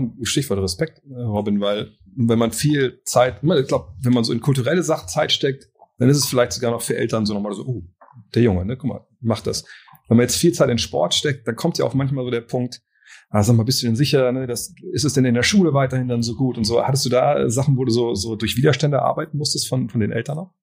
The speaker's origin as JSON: {"language": "German", "town": "Wolfsburg", "region": "Lower Saxony", "country": "Germany", "said": "ich komme aus Wolfsburg"}